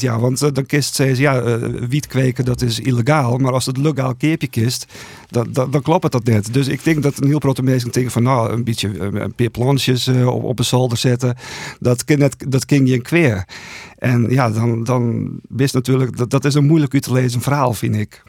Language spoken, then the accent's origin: Dutch; Buitenpost, Friesland, Netherlands; in Boetenpost eh, opgegroeid